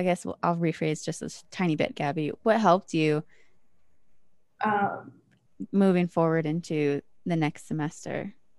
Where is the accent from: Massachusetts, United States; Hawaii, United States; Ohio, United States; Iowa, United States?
Ohio, United States; Akron; I'm from Akron, Ohio.